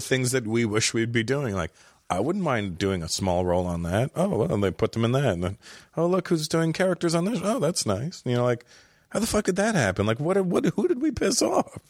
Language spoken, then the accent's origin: English; Toronto, Ontario, Canada; I grew up in Toronto